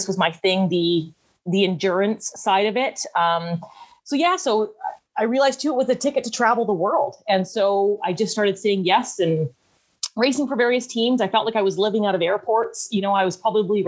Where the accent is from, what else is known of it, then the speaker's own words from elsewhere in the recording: Vancouver Island, British Columbia, Canada; also born or lived in Squamish, British Columbia; I am hailing from Vancouver Island, the coast of British Columbia. So, I'm born and raised here